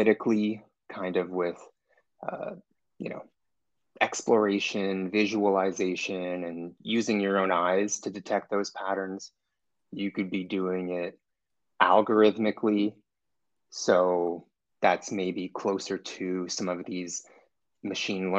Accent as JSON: {"language": "English", "town": "Toronto", "region": "Ontario", "country": "Canada", "said": "I'm from Toronto, live in Toronto, Canada, and really enjoy it"}